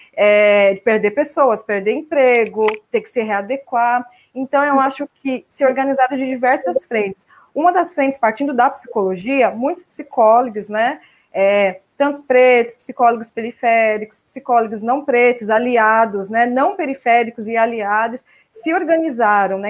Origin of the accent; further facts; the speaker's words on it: Mogi das Cruzes, São Paulo, Brazil; also born or lived in Poá; now in São Paulo, Brazil; estou falando de Mogi das Cruzes, passando a pandemia aqui, a minha cidade natal, mas eu moro em São Paulo, na região central, né? desde que me casei, mudei para lá, mas nasci em Poá, depois fui para Mogi